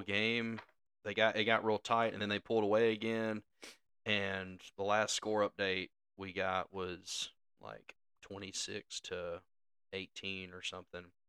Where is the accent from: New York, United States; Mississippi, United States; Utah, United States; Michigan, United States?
Mississippi, United States; we grew up in Mississippi